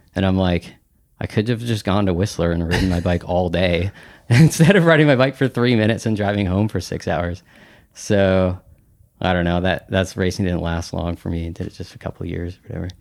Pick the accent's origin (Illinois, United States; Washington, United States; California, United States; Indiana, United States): Washington, United States; Bellingham; I grew up in Bellingham, Washington